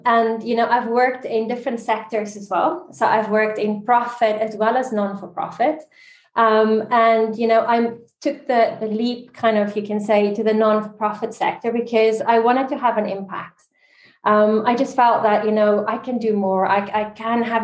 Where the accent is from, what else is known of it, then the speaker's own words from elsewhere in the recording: South Africa; also born or lived in Dubai, United Arab Emirates / Barcelona, Spain / Geneva, Switzerland; now in Canary Islands, Spain; I'm South African